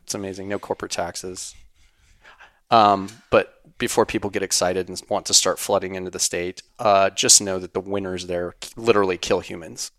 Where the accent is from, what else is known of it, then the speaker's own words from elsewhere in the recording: Wyoming, United States; in Wyoming where I grew up